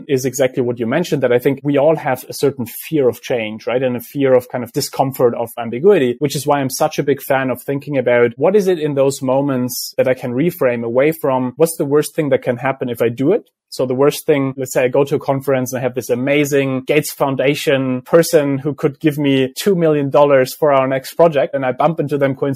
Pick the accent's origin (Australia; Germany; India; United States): Germany; I grew up in Germany